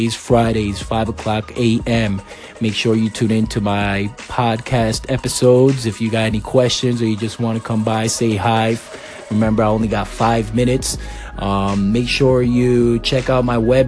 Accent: Waterbury, Connecticut, United States; also born or lived in Puerto Rico / Massachusetts; I was raised in Connecticut from between the ages 10 and 17, Waterbury, Connecticut specifically

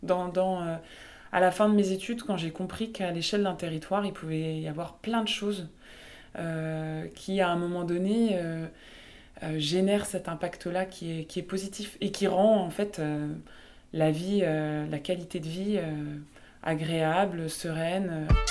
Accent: the East, eastern France, France; d'avoir grandi dans un, dans un territoire très rural, alors je suis originaire de l'Est

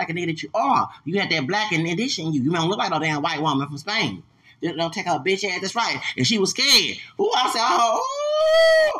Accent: Houston, Texas, United States; I'm from Houston, Texas.

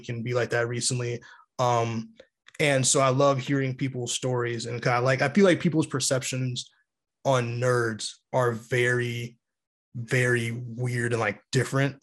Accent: New York City, New York, United States; my hometown

